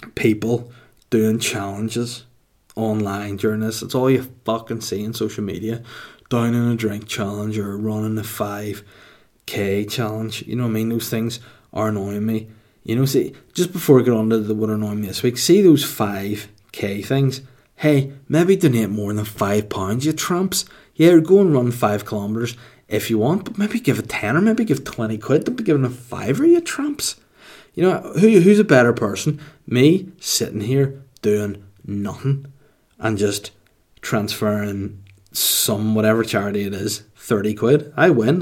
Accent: Holywood, Northern Ireland, United Kingdom; Hollywood, my hometown

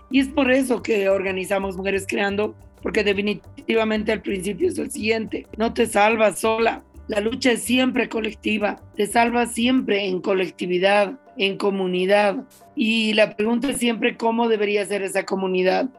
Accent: La Paz, Bolivia; yo crecí en la ciudad de La Paz, y sigo viviendo en la ciudad de La Paz

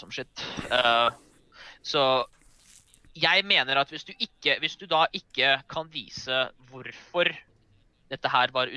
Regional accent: Norway; vi spesifikt som nordmenn

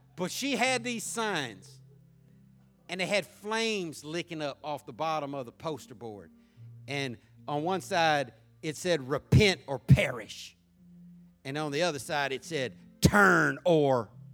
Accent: Jacksonville, Florida, United States; growing up in Jacksonville

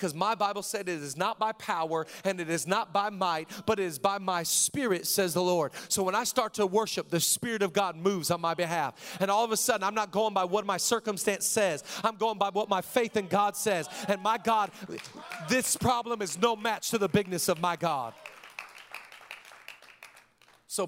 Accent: Washington, United States; now in Los Angeles, United States; I grew up in Washington

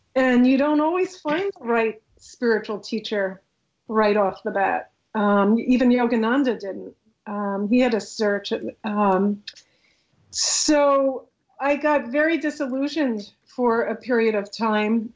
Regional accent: New York City, New York, United States; I was brought up in a very ordinary secular Jewish home in Queens, New York

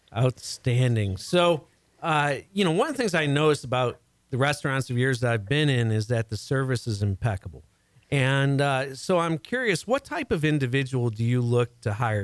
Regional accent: Chicago, Illinois, United States; now in Houston, United States; I'm originally from the Chicago area, and I absolutely love being down here in Houston

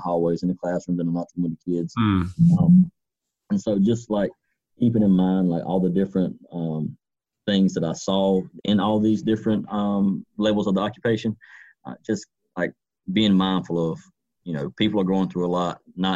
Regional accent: Duplin County, Eastern North Carolina, United States; also born or lived in Wilmington, North Carolina / Pender County, North Carolina / Greenville, North Carolina / Edgecombe County, North Carolina; I've always kind of grown up in Eastern North Carolina. I grew up in Duplin County.

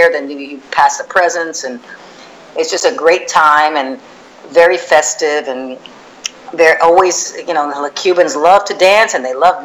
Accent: Miami Beach, Florida, United States; also born or lived in Cuba; I was born in Cuba, but I came here when I was a year old. I've lived here in Miami Beach all my life

